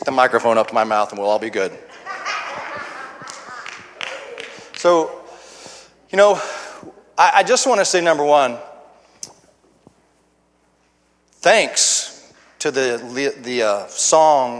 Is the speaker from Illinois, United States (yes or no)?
yes; Urbana, Illinois, United States; I come from Urbana, Illinois, and a little bit about myself is I was raised in a home that was all broken up